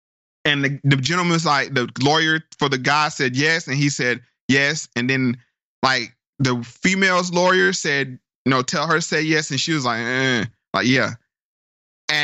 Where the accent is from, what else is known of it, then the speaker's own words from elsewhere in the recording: Durham, North Carolina, United States; my hometown of Durham, North Carolina.